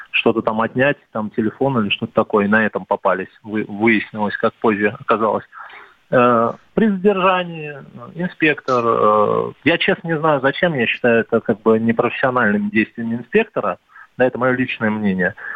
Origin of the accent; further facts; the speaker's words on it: Moscow, Russia; давайте назовем меня московской диаспорой. я вот москвич. Я здесь родился, да.